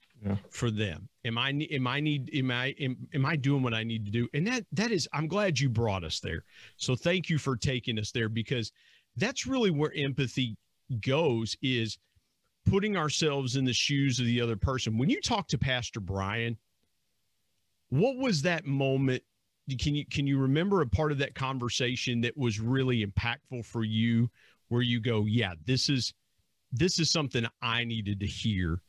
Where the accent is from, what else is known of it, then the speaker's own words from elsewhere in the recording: Burlington, Ohio, United States; The area that I grew up in Southeast Ohio